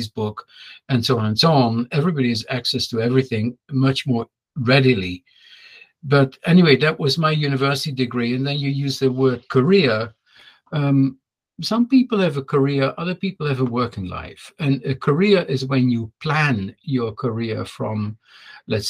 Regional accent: Netherlands; moved away as an adult; also born or lived in France; I went to university, by the way, in Holland, and I'm from Holland, that's where I went to high school

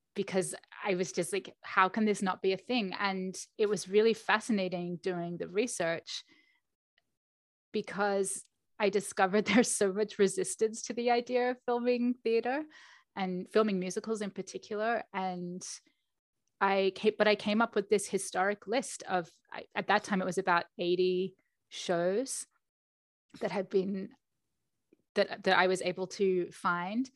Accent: Australia; moved away as an adult; also born or lived in London; I was born in Australia

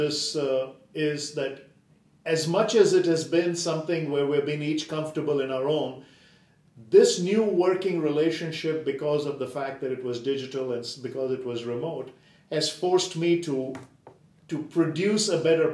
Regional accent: India; moved away; I grew up in India

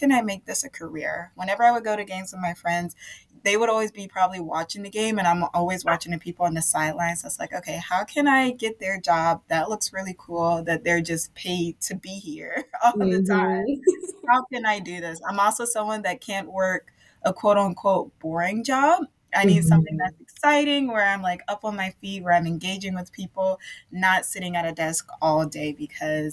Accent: Savannah, Georgia, United States; moved away as an adult; also born or lived in Virginia; now in Milwaukee, United States; born and raised in Savannah, Georgia

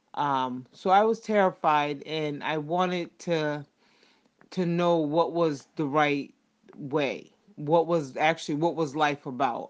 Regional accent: United States; I'm from the United States

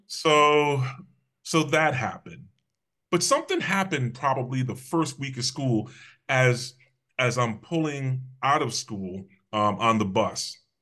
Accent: Hamden, Connecticut, United States; also born or lived in New Haven, Connecticut / West Haven, Connecticut; I was raised in Hamden, Connecticut.

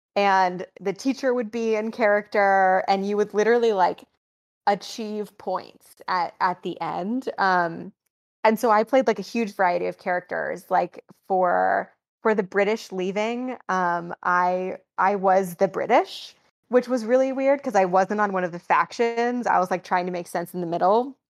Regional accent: Green Bay, Wisconsin, United States; moved away as an adult; also born or lived in New York City / United Kingdom; I grew up in Wisconsin, um, in a suburb in Green Bay

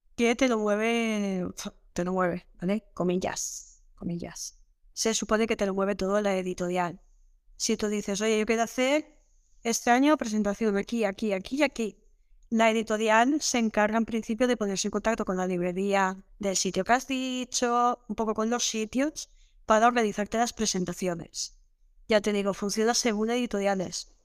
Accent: Villarreal, Valencian Community, Spain; soy de Villarreal

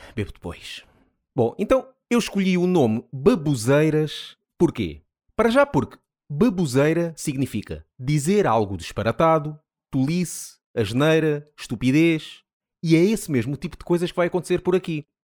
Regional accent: Amora, Setúbal, Portugal; venho da zona da Amora, Margem Sul

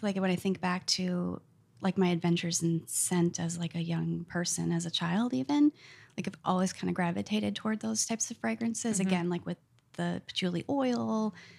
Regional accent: North Woods, United States; I grew up in the North Woods and was outside all the time

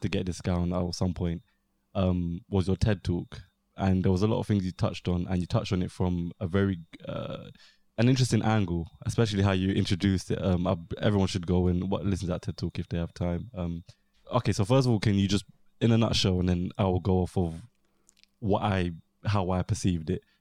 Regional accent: London, United Kingdom; South East London

